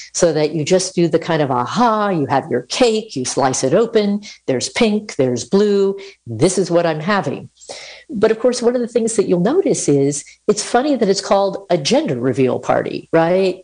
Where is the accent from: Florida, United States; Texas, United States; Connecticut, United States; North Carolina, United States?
Connecticut, United States; moved away as an adult; now in Utah, United States; I grew up on the East Coast in Connecticut